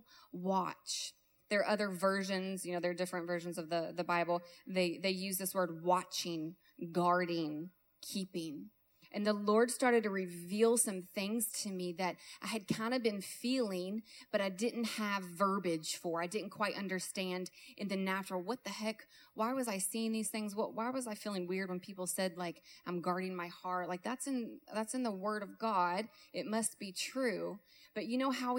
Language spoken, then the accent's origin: English; Kentucky, United States; I'm from Kentucky